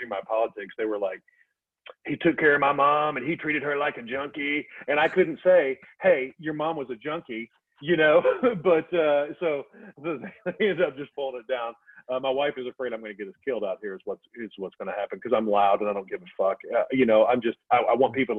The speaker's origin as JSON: {"language": "English", "region": "Southern Indiana", "country": "United States", "said": "I'm Hilljack from Southern Indiana"}